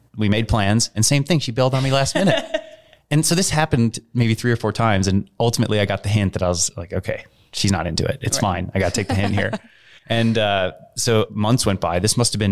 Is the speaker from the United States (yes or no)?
yes; United States; I'm this American guy